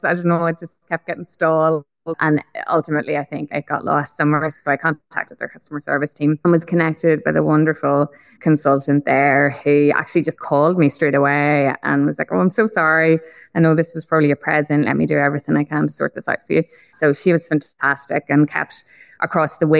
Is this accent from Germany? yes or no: no; Ireland; accent: Irish; now in Australia; I'm obviously Irish, as the accent is probably quite evident